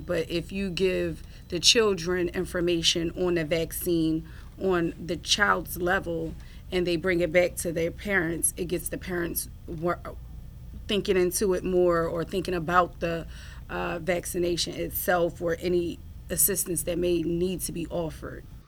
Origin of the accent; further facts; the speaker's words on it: Atlantic City, New Jersey, United States; I was born and raised in Atlantic City.